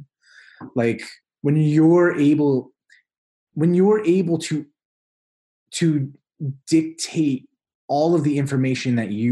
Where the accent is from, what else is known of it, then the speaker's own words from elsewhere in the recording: New York, United States; moved away as an adult; also born or lived in Iowa; I'm from New York originally